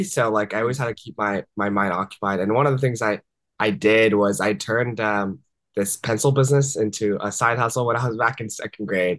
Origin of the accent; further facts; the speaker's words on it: Washington, District of Columbia, United States; moved away as an adult; also born or lived in Japan / Vancouver, Canada; I was born in Japan, but I grew up in the Washington, D.C. area, where I pretty much spent almost all my life until college